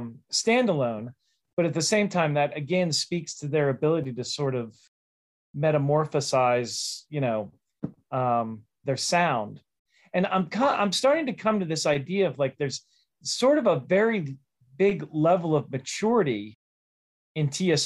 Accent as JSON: {"language": "English", "town": "Pittsburgh", "region": "Pennsylvania", "country": "United States", "tie": "born or raised there", "said": "growing up in Pittsburgh"}